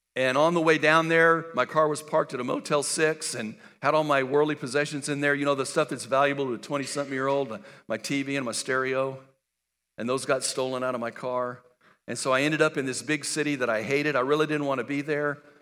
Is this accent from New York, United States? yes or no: no; El Paso, Texas, United States; I was born and raised in El Paso, Texas.